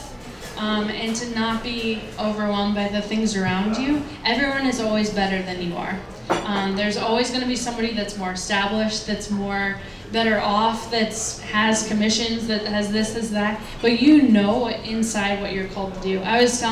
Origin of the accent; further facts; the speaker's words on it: United States; as American people